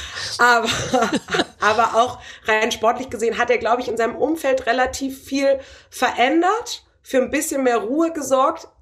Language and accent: German; Bremen, Germany; Ich bin ja Bremerin